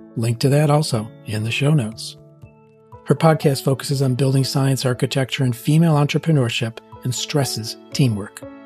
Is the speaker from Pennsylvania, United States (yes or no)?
yes; Pittsburgh, Pennsylvania, United States; my hometown, Pittsburgh